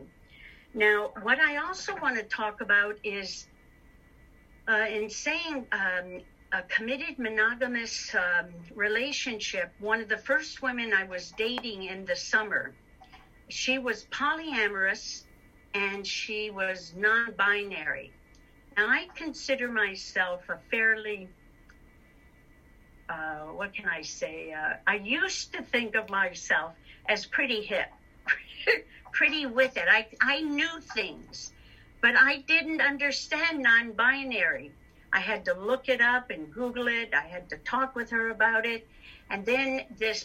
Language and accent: English; Detroit, Michigan, United States; now in Canada; I'm from Detroit, Michigan